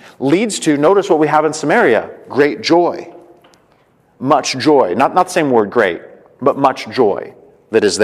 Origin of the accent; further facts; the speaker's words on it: Colorado, United States; I'm from Colorado